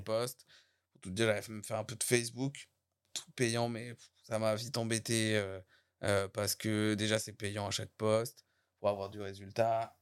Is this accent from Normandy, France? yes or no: yes; Saint-Contest, Normandy, France; je suis de Saint-Comté